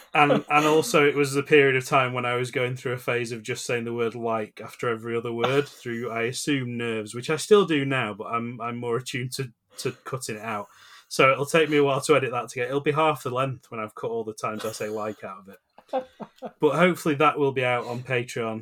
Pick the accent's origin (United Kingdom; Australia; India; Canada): United Kingdom; as the British